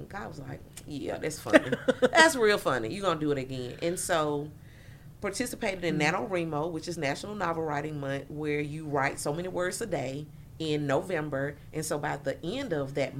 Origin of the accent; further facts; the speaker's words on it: Jackson, Mississippi, United States; I grew up in Jackson